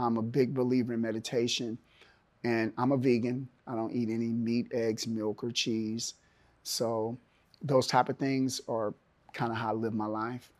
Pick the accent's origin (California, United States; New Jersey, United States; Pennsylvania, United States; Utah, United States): California, United States; Oakland; moved away as an adult; also born or lived in Milwaukee, Wisconsin / Seattle, Washington; now in Chattanooga, United States; It's my hometown. And, um, I grew up there